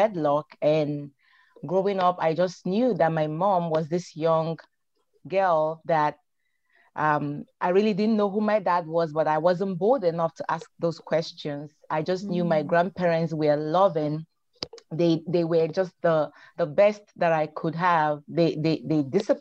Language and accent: English; Nigeria; moved away; I am originally from Nigeria, West Africa